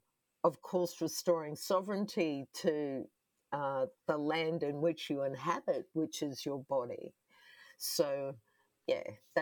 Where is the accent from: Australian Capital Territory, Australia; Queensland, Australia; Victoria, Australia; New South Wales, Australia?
Queensland, Australia; Brisbane; was adopted by a non-Indigenous family also here on the south side of Brisbane, where I grew up.